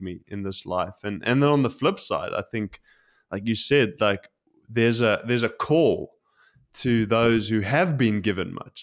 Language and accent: English; South Africa; now in Tokyo, Japan; growing up in South Africa